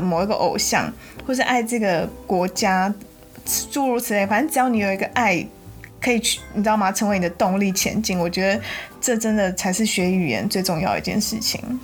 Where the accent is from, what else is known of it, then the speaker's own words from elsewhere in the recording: Taiwan; first language Chinese; moved away; 我们台湾人，就是从小又都会一直在学外语